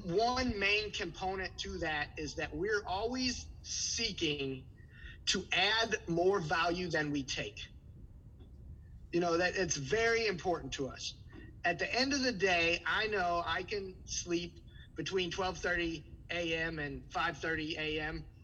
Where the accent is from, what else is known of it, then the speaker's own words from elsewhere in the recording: St. Louis, Missouri, United States; moved away as an adult; now in Milwaukee, United States; I'm originally from St. Louis. I'm a Milwaukee transplant.